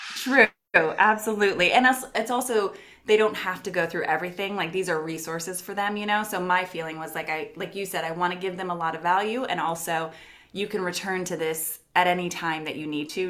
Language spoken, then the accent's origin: English; Los Angeles, California, United States; moved away as an adult; now in Portland, United States; I moved from Los Angeles, California, which is where I'm from, to Portland, Oregon.